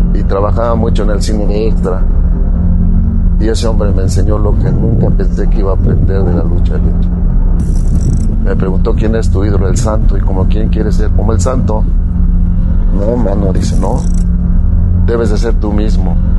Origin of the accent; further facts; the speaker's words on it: Puebla, Mexico; si yo soy poblano